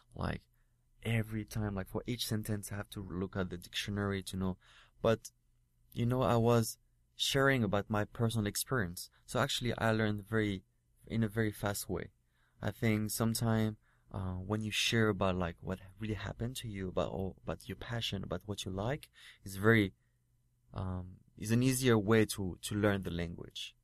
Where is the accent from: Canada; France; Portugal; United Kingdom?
France; English is a second language; now in Taipei, Taiwan; I'm French and I'm in, uh, I'm working here in Taipei doing like, um, TV shows or acting, but not in my mother tongue.